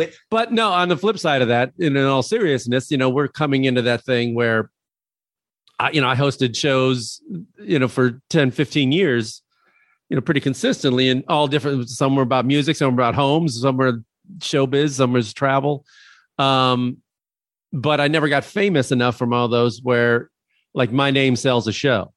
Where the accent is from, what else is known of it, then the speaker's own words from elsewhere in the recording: Midwest, United States; Growing up in the Midwest